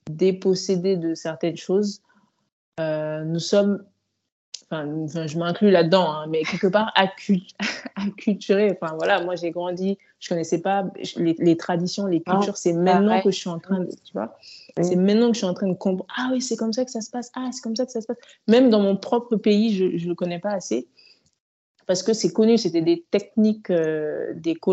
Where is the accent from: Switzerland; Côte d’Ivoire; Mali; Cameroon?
Mali; moved away as an adult; now in France; Donc moi, j'ai grandi au Mali, je suis, venue en France après mon bac euh, à 18 ans.